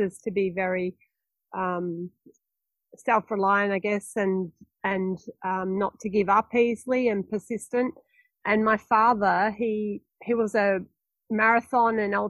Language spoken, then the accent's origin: English; Warragul, Victoria, Australia; when I grew up in Warragul